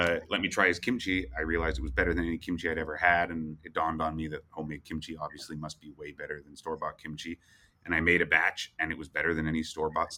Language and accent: English; Vancouver, British Columbia, Canada; now in United States; I'm from Vancouver, Canada, which has like a massive Asian population